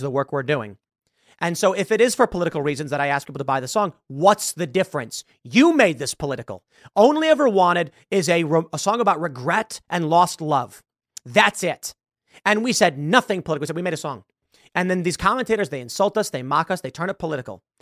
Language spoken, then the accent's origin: English; Chicago, Illinois, United States; moved away; I am from Chicago